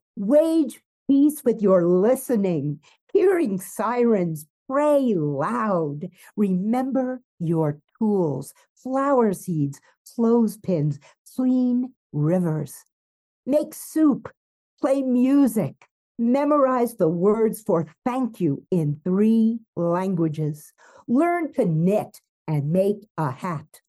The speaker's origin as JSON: {"language": "English", "town": "New York City", "region": "New York", "country": "United States", "tie": "born or raised there", "moved": "yes", "lives_now": "Mexico", "said": "I grew up in New York City"}